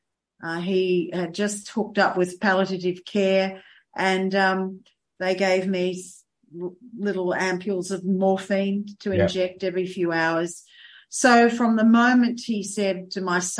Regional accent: Sydney, New South Wales, Australia; also born or lived in Adelaide Hills; now in South Australia, Australia; we're both from Sydney.

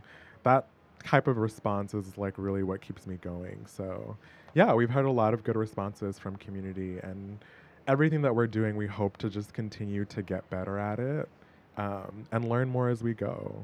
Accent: Boston, Massachusetts, United States; Sadly, in my hometown of Boston.

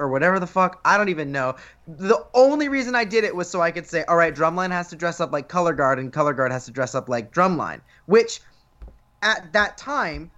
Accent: Florida, United States; I'm from Florida

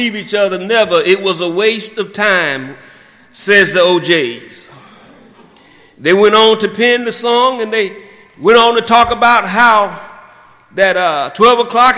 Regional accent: South Georgia, United States; growing up in South Georgia, and my parents would drop me off at my grandfather's, who had a farm in Thomas County.

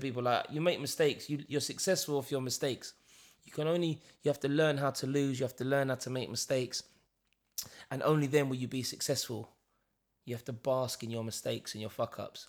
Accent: London, United Kingdom; we're being from East London

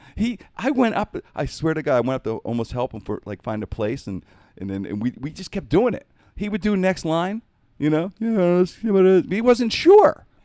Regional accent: Pittsburgh, Pennsylvania, United States; It's where I grew up. Twelfth Street, I grew up in Penn Avenue rear.

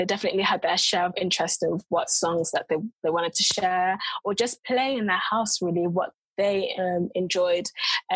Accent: United Kingdom; accent: mix of London and Coventry; now in London, United Kingdom; a mix of London and Coventry accents

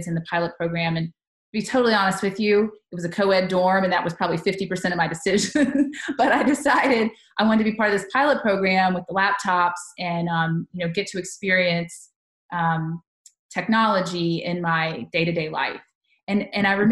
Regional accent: Charlotte, North Carolina, United States; also born or lived in Tuscaloosa, Alabama; now in Tennessee, United States; I grew up in North Carolina

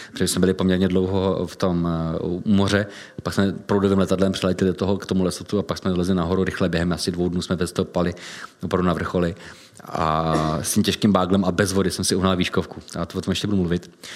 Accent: Czechia; jsme Češi

